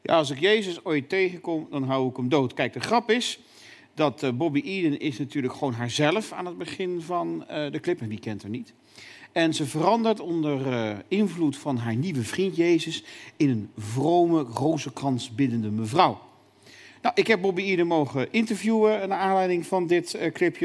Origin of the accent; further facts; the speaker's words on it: North Brabant, Netherlands; ik kom uit Brabant